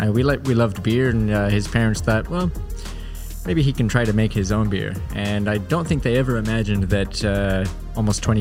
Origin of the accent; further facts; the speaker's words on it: Portland, Oregon, United States; moved away; I'm from Portland, Oregon, uh, the same place that Devin grew up.